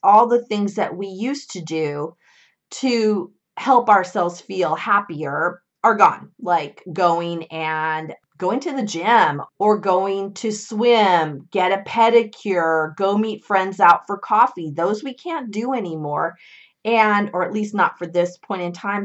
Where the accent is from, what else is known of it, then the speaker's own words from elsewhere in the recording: California, United States; my home state of California